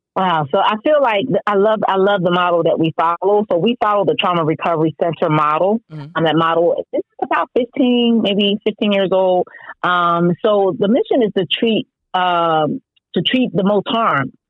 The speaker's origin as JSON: {"language": "English", "town": "Philadelphia", "region": "Pennsylvania", "country": "United States", "tie": "born or raised there", "said": "Philadelphia, my hometown"}